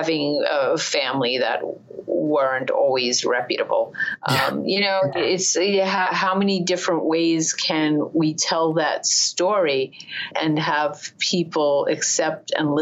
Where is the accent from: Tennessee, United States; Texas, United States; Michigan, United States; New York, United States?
New York, United States; New York City; being Polish, Italian, immigrant in New York, living in Far Rockaway, born in Far Rockaway, you know, one of like three light-skinned girls out of an entire Puerto Rican community.